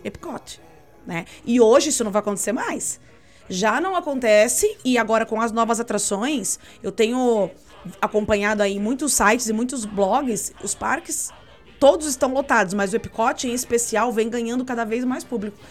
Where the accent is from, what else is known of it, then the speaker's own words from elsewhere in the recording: Brazil; a gente é brasileiro